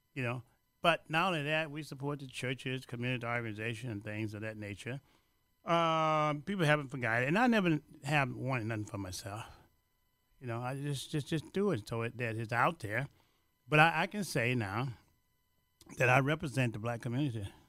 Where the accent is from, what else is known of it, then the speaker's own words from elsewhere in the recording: Louisiana, United States; now in Chicago, United States; I'm from Louisiana and from the seventh grade education